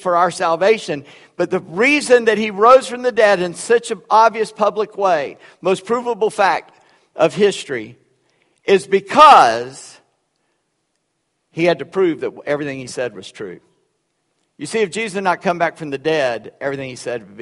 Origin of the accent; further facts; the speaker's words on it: Charleston, South Carolina, United States; first language Gullah; That's the language I grew up with. I was in Charleston.